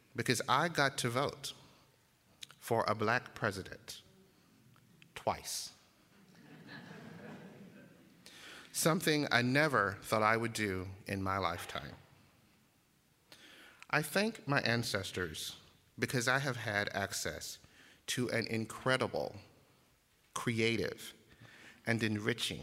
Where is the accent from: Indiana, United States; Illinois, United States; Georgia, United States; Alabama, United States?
Alabama, United States; Uniontown; I grew up just 30 miles west of Selma in Uniontown, Alabama